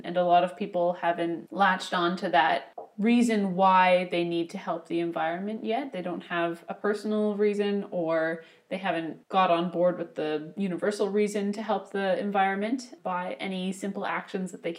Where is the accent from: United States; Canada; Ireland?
Canada; Peterborough, Ontario; the area where my parents are from. We're from Peterborough area